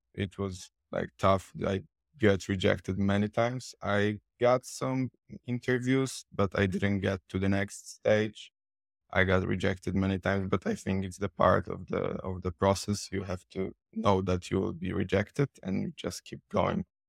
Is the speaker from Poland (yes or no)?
yes; Poland; English is a second language; I'm from Poland